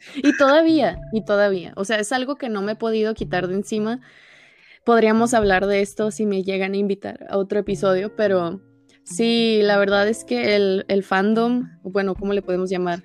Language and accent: Spanish; Tijuana, Baja California, Mexico; soy de Tijuana, los dos somos norteños